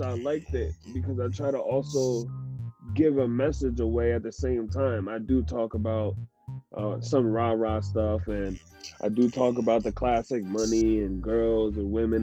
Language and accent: English; Milford, Pennsylvania, United States; born or raised there; also born or lived in Hoboken, New Jersey